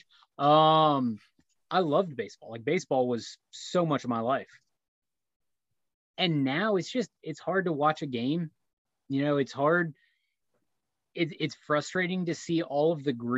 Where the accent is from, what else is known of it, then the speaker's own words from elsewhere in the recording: near Reading, Pennsylvania, United States; where I grew up, where we were closer to the Reading Phillies